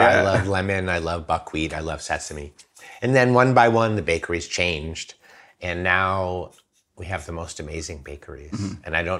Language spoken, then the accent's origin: English; France; also born or lived in United States; And they're, you know, I'm French too, but, you know, I'm also American.